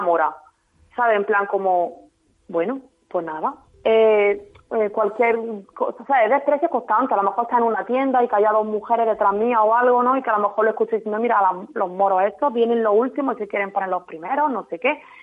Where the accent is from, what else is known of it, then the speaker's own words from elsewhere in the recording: Jaén, Andalusia, Spain; Yo soy de Jaén. Yo nací en Jaén, mi padre es extremeño